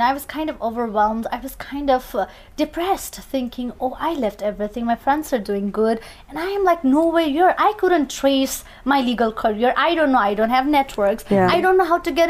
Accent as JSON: {"language": "English", "country": "Nepal", "moved": "as an adult", "lives_now": "New York City, United States", "said": "I'm originally from Nepal. I came to United States 6 years ago from Nepal, leaving my very promising career in Nepal"}